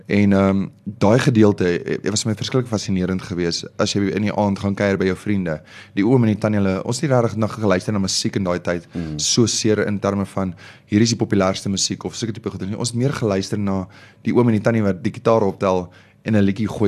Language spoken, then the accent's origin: Afrikaans; Omaruru, Erongo, Namibia; born there; also born or lived in Kriel / Namakwaland; ek is gebore in Omaruru in Namibië en ja. um, ons het 'n bietjie gebly in Kriel hier agter in Mpumalanga en toe gaan ons van daar af oor en toe gaan ons bly ons in Namakwaland